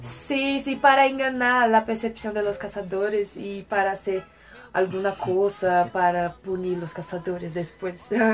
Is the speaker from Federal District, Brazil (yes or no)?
yes; Brasília, Federal District, Brazil; accent: Brazilian; Spanish is a second language; moved away as an adult; now in Mexico City, Mexico; yo nací en Brasilia y crecí en Brasilia